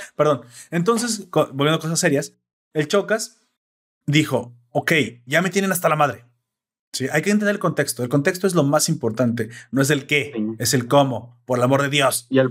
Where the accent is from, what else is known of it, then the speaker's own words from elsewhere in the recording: Mexico; en mi país, en mi balaciado y hermoso país